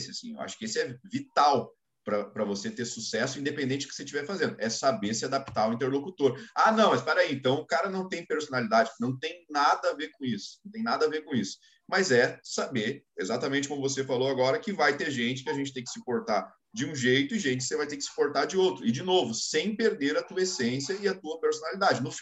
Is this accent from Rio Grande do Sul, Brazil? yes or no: yes; Rio Grande do Sul, Brazil; accent: gaúcho; also born or lived in São Paulo; de novo há um ano e pouco aqui, voltou um pouco de sotaque gaúcho aqui, mas eu não tinha nem, nem o sotaque mais